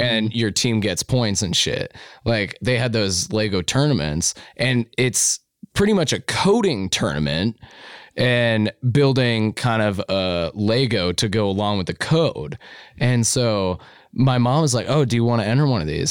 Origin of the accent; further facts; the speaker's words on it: Lewistown, Montana, United States; now in Missoula, United States; when I was growing up in Lewistown